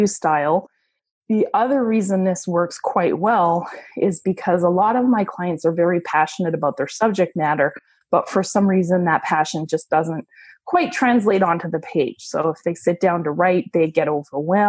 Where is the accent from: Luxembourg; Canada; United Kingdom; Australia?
Canada; moved away as an adult; now in Tampa, United States; I'm a Canadian who moved to Tampa, Florida about 6 years ago in search of better weather and a lower cost of living